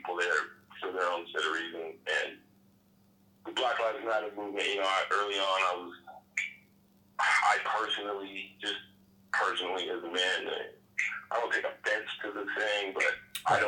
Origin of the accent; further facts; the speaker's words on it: Denver, Colorado, United States; I'm born and raised in Denver.